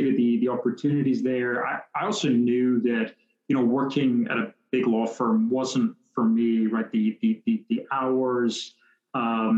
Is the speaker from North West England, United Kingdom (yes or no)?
no; Scotland, United Kingdom; moved away as an adult; also born or lived in Netherlands; now in United States; born and raised in Scotland